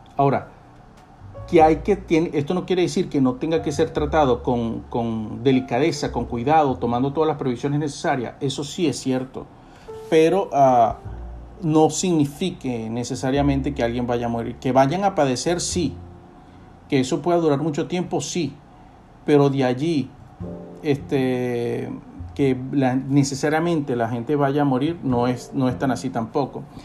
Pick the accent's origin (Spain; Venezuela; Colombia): Venezuela; nosotros tenemos la responsabilidad como venezolanos de salvar nuestra tierra